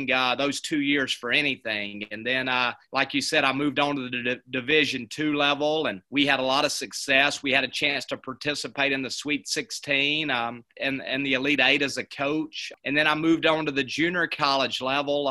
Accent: Hamilton, Alabama, United States; moved away as an adult; now in Ozark, United States; I'm actually from Hamilton, Alabama, which is right on the Alabama-Mississippi line. After my senior year at Hamilton High School

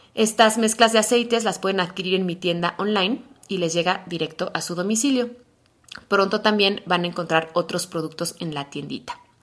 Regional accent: Mexico City, Mexico; soy mexicana de la Ciudad de México

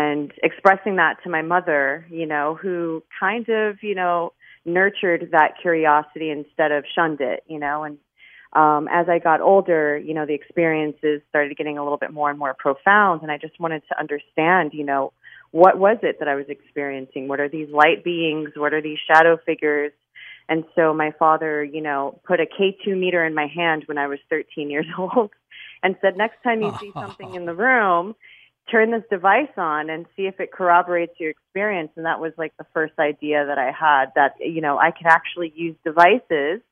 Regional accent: Miami, Florida, United States; I'm born and raised in Miami

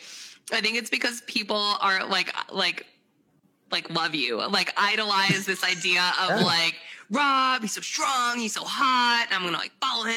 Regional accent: Newton, Massachusetts, United States; moved away as an adult; now in Rhode Island, United States; where I grew up in Boston

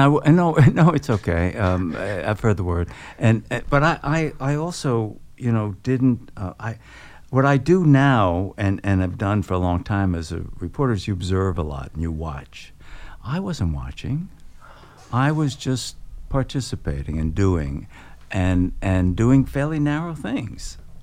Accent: New York City, New York, United States; I grew up on Coney Island, uh, working class family.

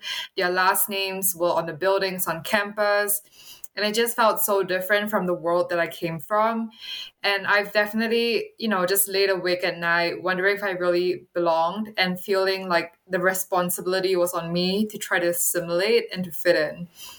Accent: Singapore; now in United States; when I moved from Singapore, which is a predominantly Chinese country, to come to California to attend Stanford University

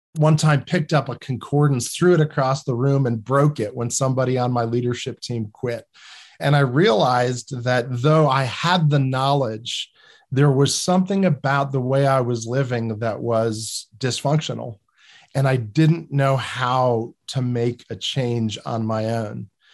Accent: New Jersey, United States; I come from New Jersey

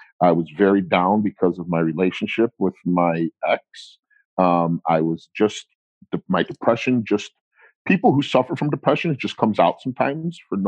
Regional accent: United States; My mother and father are not from this country. They're from Italy. 90% of my relatives are from Italy. They were not born here, but we are American

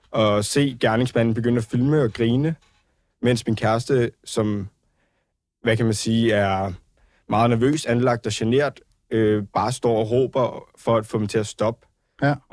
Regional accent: Ballerup, Capital Region of Denmark, Denmark; jeg var ude og drikke nogle øl med nogle venner, øh, og også min kæreste i min hjemby, Ballerup, hvor man tænker, at det er en hjemby

